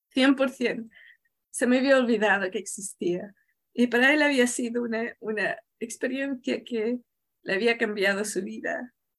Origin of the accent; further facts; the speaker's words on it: Chile; yo vengo de, yo nací en Chile